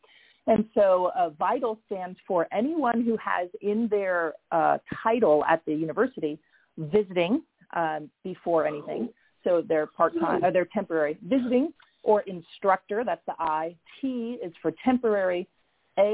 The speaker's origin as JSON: {"language": "English", "region": "Florida", "country": "United States", "tie": "born or raised there", "also_born_or_lived": "South Carolina / Minnesota / New York / Massachusetts", "said": "I was born in South Carolina, but I lived in Minnesota and grew up most of my life in Florida, very, very flat."}